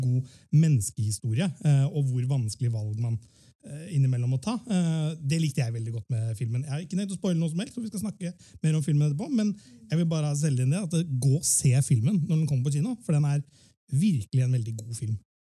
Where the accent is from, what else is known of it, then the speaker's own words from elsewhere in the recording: Fredrikstad, Østfold, Norway; Vi som er født og oppvokst her på Østlandet Jeg er jo selv fra Fredrikstad